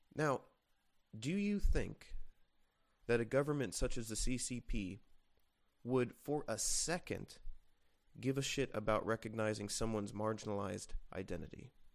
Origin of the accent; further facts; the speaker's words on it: United States; we, as American citizens